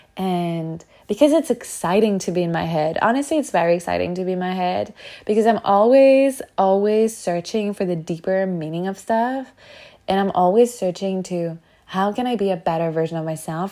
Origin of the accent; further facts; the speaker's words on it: France; moved away; where I grew up in France, in such a small town with such a closed mindset